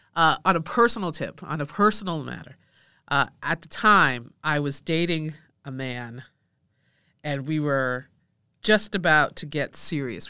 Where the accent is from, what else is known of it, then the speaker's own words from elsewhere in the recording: Rochester, New York, United States; I was born in Rochester, New York, which is very close to Canada